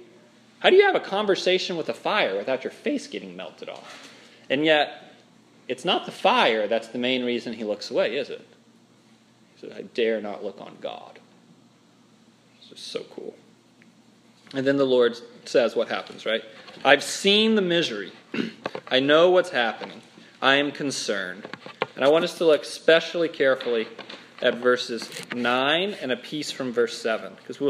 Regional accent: Minnesota, United States; And I'm from Minnesota. They've got a real strong accent up there.

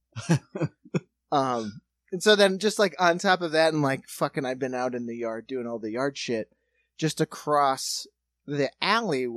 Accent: South Dakota, United States; also born or lived in New York; now in Ohio, United States; we're from South Dakota, so we live in a house

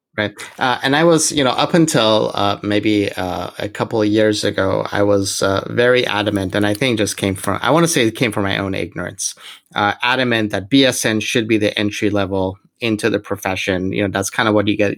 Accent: Iran; moved away; I'm originally from from Iran

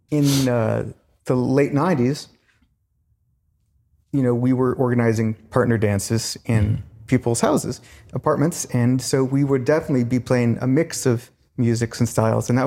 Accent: Virginia, United States; now in New York, United States; When I came to New York from Virginia, mm-hmm.

